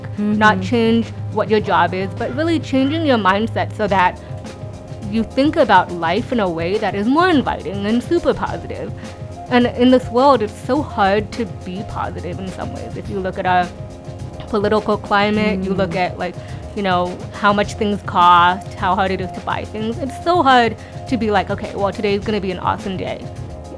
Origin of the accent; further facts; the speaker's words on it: San Francisco, California, United States; I'm from San Francisco, born and raised